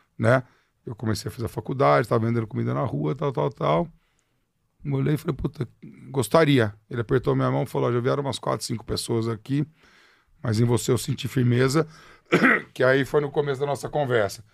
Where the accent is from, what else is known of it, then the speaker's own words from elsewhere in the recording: Ribeirão Preto, São Paulo, Brazil; also born or lived in Piracicaba; now in São Paulo, Brazil; Nasci em Piracicaba, morei um tempo em Ribeirão Preto